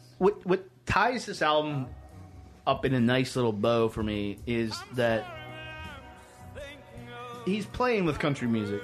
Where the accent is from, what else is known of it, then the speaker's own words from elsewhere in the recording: Southwest Virginia, United States; I'm from Southwest Virginia. I can use the term holler.